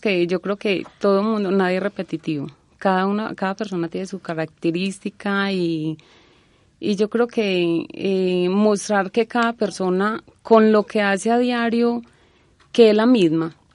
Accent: Concordia, Antioquia, Colombia; moved away; also born or lived in Génova, Quindío; se volvieron a Concordia, que fue donde viví la mayoría de edad

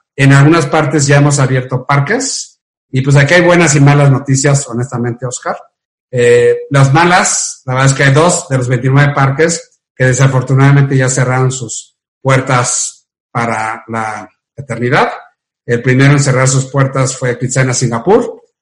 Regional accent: Mexico; soy orgullosamente mexicano

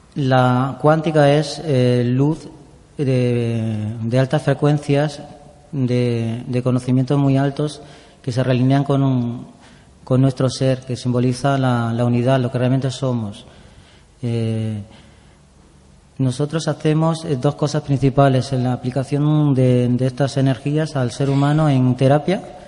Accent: Andújar, Andalusia, Spain; moved away as an adult; also born or lived in Valencia / Barcelona; now in Madrid, Spain; primero en mi pueblo, en Andújar

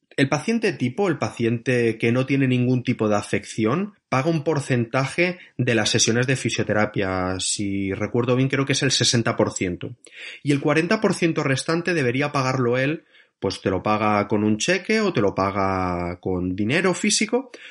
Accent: Barcelona, Catalonia, Spain; moved away as an adult; now in France; soy de Barcelona

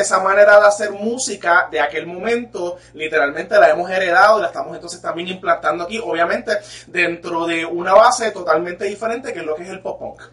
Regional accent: Puerto Rico; Nosotros somos puertorriqueños, somos latinos

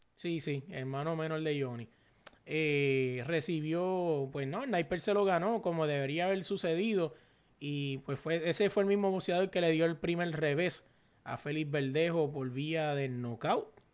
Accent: Puerto Rico; moved away; un borico que está en la diáspora, pero si no fuera por las porquerías que están pasando en Puerto Rico, yo estuviera en mi país

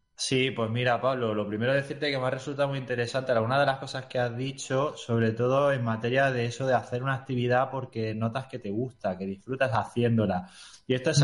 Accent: Granada, Andalusia, Spain; moved away as an adult; now in Tomelloso, Spain; yo soy de Granada de toda la vida

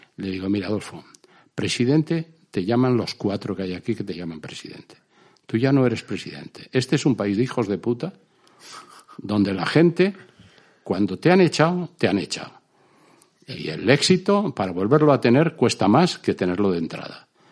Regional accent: Spain; moved away; como somos los españoles

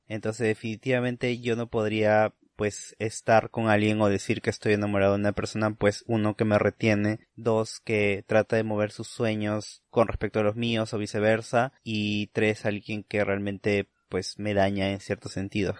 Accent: Peru; la ciudadanía como peruanos

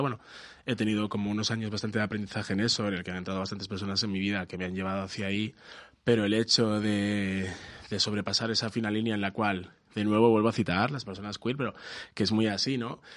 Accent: Galicia, Spain; soy gallego aquí

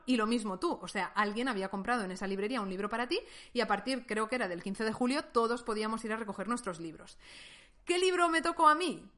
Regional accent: Valencian Community, Spain; España, que es un país que conozco mejor porque he nacido y he crecido aquí

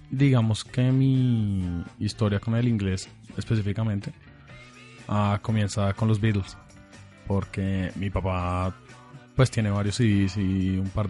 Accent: Bogotá, Colombia; nací y crecí en, Bogotá, acá en Bogotá. pero tengo, digamos, familia y antecedentes en Alemania.

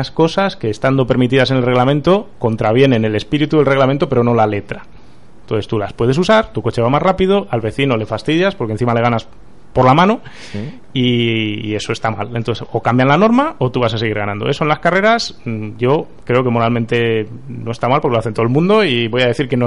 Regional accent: Pontevedra, Galicia, Spain; also born or lived in Barcelona; now in Madrid, Spain; Tú eres paisana mía.

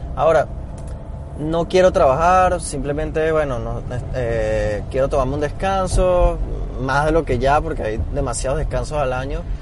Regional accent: Venezuela; now in Panama City, Panama; yo siendo venezolano

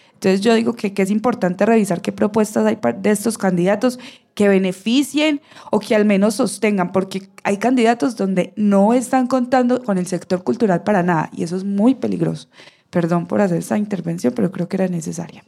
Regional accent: Bello, Antioquia, Colombia; yo soy de Bello

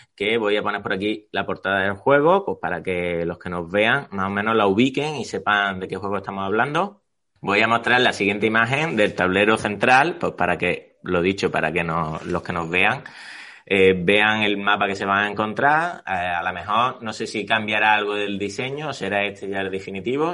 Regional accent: Córdoba, Andalusia, Spain; yo que soy de Córdoba

